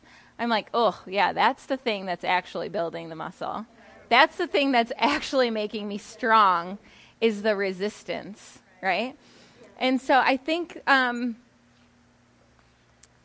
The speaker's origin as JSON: {"language": "English", "town": "Howard City", "region": "Michigan", "country": "United States", "moved": "yes", "lives_now": "Grand Rapids, United States", "said": "I live in Grand Rapids, Michigan right now, but I am from Howard City in like Newaygo area"}